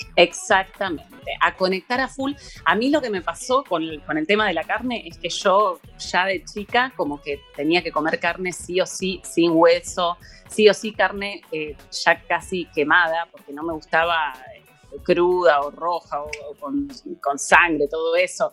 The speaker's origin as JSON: {"language": "Spanish", "town": "La Plata", "region": "Buenos Aires Province", "country": "Argentina", "moved": "as an adult", "lives_now": "Buenos Aires, Argentina", "said": "yo soy de La Plata, vine a vivir a Buenos Aires"}